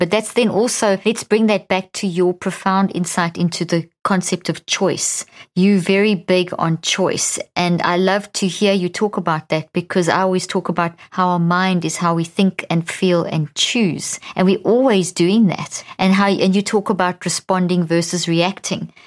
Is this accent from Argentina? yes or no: no; South Africa; also born or lived in Zimbabwe / America; now in United States; I'm Irish Italian background, born in Zimbabwe, grew up in South Africa